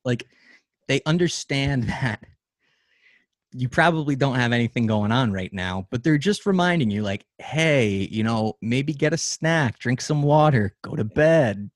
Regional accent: United States; we as an American society

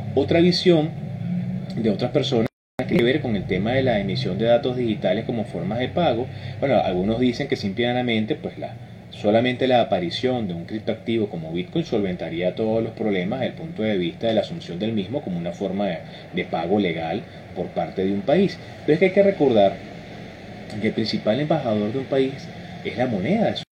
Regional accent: Venezuela; somos venezolanos

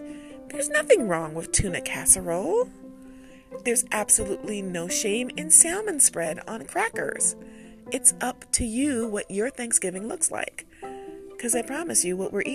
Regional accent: United States; I'm an American

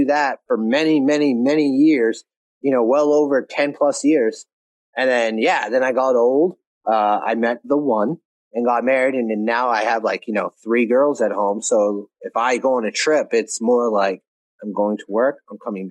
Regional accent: Maine, United States; moved away as an adult; also born or lived in Alaska; I've been living my life in Maine, which is basically its own country. It's just so isolated from everything else. Half the country doesn't even know it's a state. I say I'm from Maine

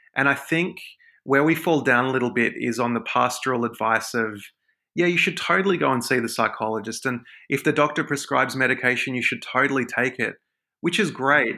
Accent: Sydney, New South Wales, Australia; I'm a Sydney guy. I'm, I'm Aussie, uh, Sydney born and bred

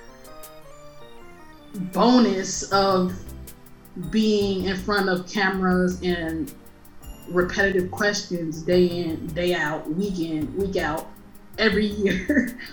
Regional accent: Chicago, Illinois, United States; I'm Black from Chicago

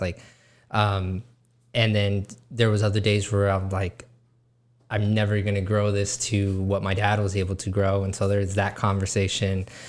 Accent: Weslaco, Texas, United States; West Laco is my hometown

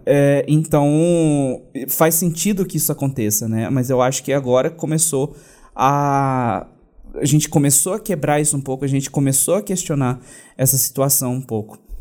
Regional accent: Brazil; falando enquanto brasileiro

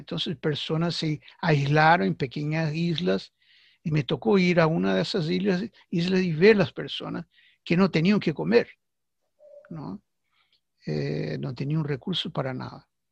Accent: Brazil; Spanish is a second language; aquí en mi país, Brasil

